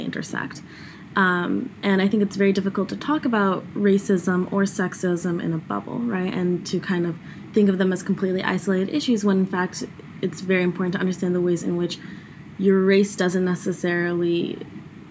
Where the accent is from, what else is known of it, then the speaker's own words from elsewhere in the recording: California, United States; I spent a lot of my life growing up in California